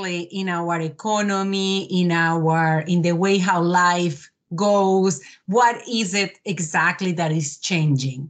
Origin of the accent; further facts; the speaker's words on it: Colombia; moved away as an adult; also born or lived in Netherlands; now in Canada; I'm originally from Colombia. I'm an engineer as well. I did my university in Colombia, moved for my master's to the Netherlands, and here I am in Canada